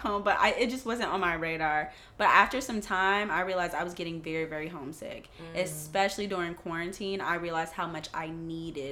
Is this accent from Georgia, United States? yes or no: yes; Atlanta, Georgia, United States; moved away as an adult; I'm actually from Atlanta, Georgia